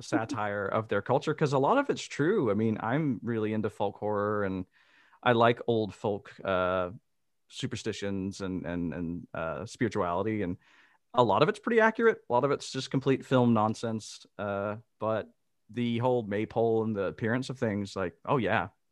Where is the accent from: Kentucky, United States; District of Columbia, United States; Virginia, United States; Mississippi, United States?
Mississippi, United States; moved away as an adult; now in Amsterdam, Netherlands; I am originally from Mississippi, And I now live in Amsterdam in the Netherlands.